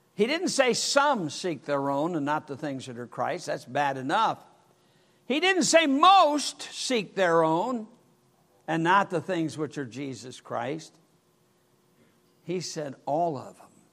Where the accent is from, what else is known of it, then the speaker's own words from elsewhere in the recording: Michigan, United States; I was brought up in Michigan